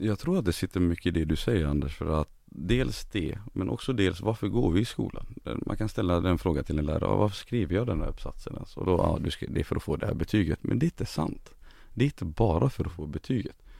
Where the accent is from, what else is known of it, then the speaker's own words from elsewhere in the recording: Gothenburg, Västra Götaland, Sweden; also born or lived in refugee camp on the Iraq–Saudi Arabia border; växte jag upp i Angered